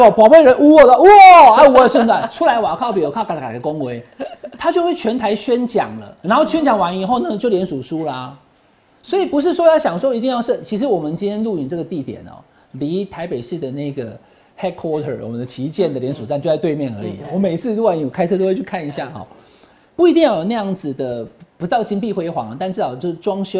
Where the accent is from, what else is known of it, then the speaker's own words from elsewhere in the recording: Taiwan; 我们是台湾人，我们希望台湾好，对不对？台湾得牌了，我们台湾人都很高兴。